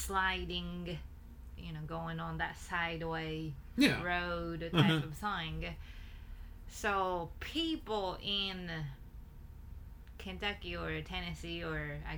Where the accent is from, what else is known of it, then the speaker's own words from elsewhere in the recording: Tokyo, Japan; I'm from Tokyo